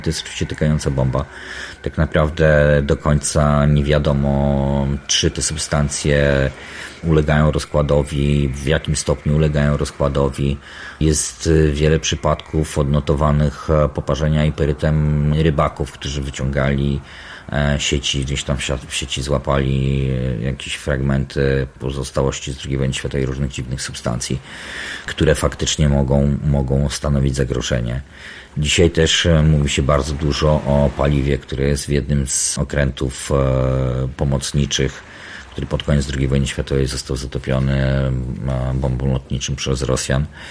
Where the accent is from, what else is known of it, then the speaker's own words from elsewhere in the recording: Baltic coast, Poland; Urodziłem i wychowałem się nad morzem i to morze w moim życiu było zawsze bardzo obecne. Bałtyk